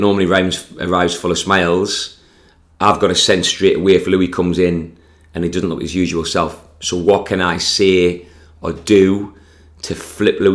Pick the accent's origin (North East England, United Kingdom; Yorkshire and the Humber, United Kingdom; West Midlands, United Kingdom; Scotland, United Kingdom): North East England, United Kingdom; Consett; born or raised there